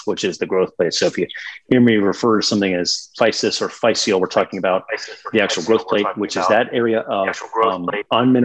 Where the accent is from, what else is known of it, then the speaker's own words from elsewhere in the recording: Pittsburgh, Pennsylvania, United States; moved away as an adult; also born or lived in Virginia / Charlotte, North Carolina / Birmingham, Alabama; originally born and raised in Pittsburgh, Pennsylvania